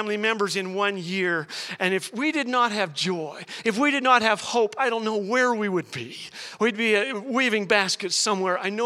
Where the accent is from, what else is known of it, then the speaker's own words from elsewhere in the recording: Saskatchewan, Canada; when I was a little boy growing up in Saskatchewan